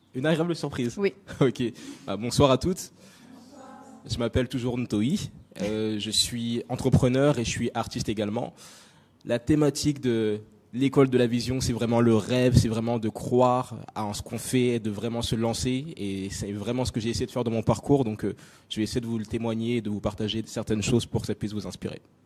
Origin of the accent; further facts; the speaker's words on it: France; also born or lived in Nancy, France / Congo (ancestry); j'ai grandi en France. J'ai grandi en France. Je suis né dans une petite ville euh, du nord, je sais même plus où c'est, du nord-est de la France qui s'appelle Nancy. Euh, j'ai passé très peu de temps là-bas